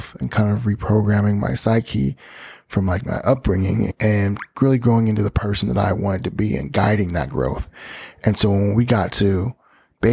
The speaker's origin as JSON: {"language": "English", "town": "Ogden", "region": "Utah", "country": "United States", "also_born_or_lived": "New York City / Miami", "moved": "yes", "said": "I'm from Ogden, Utah."}